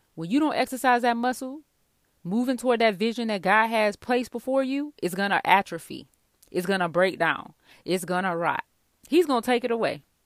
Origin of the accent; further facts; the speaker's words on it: the South, United States; I'm from the South